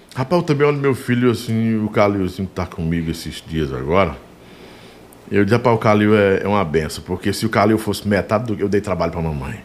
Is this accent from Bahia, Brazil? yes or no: yes; Sobradinho, Bahia, Brazil; moved away; a gente estava na Bahia em Sobradinho